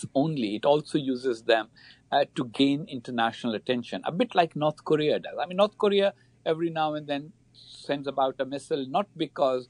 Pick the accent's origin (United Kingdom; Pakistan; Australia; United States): Pakistan; I am from Pakistan myself